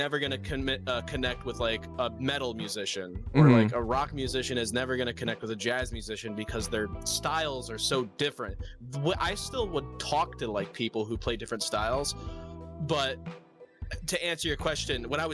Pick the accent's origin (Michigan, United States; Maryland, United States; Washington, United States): Michigan, United States; I'm from Michigan